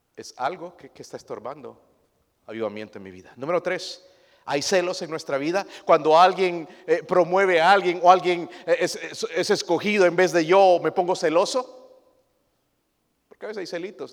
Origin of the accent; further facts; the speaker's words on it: Mexico; Nosotros como mexicanos